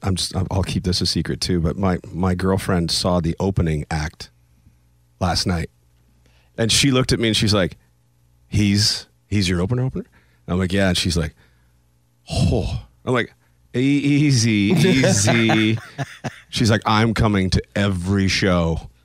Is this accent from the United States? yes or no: no; Canada; But you just think because I'm Canadian that I don't have any of that in me.